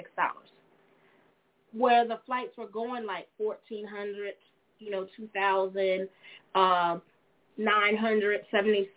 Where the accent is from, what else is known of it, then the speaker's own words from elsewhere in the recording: United States; I'm actually just born here in America, ladies and gentlemen. I am. I am an American.